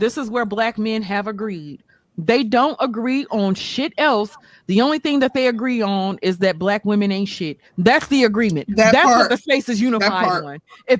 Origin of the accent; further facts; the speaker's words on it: Mississippi, United States; I'm from Mississippi.